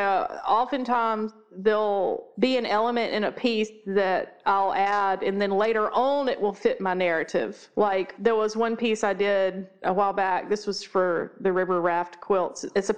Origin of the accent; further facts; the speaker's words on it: the South, United States; Yeah, we're pretty Southern.